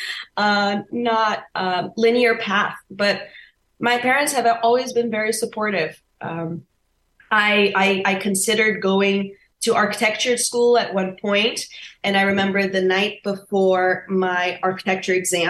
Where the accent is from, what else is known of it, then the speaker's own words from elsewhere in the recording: Rio de Janeiro, Brazil; now in Los Angeles, United States; I was born and raised in Rio de Janeiro.